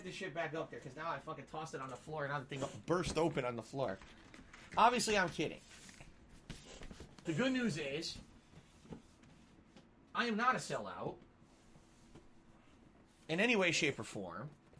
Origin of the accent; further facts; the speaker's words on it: Connecticut, United States; I came from Connecticut, and in Connecticut, there'd be feet of snow on the ground